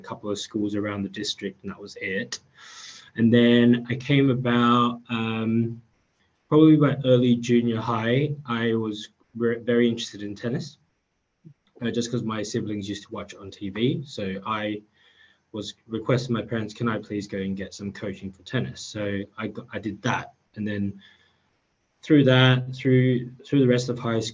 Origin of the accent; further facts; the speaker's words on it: Australia; growing up in Australia